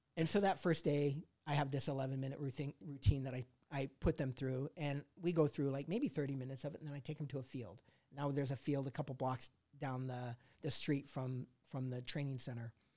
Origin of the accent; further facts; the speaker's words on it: Colorado, United States; also born or lived in Indiana; Moved to Colorado and, and s, you know, grew up there